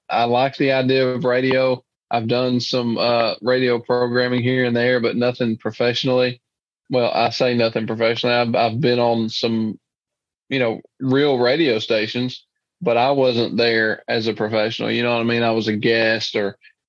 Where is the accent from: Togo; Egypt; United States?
United States; Dora, Alabama; I grew up in Dora. My grandparents raised me